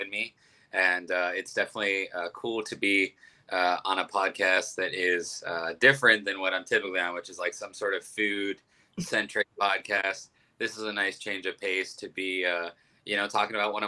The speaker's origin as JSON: {"language": "English", "town": "Youngstown", "region": "Ohio", "country": "United States", "moved": "as an adult", "lives_now": "Columbus, United States", "said": "I'm from Youngstown, Ohio, which is a big Italian community. And moved down to Columbus about 10 years ago for college."}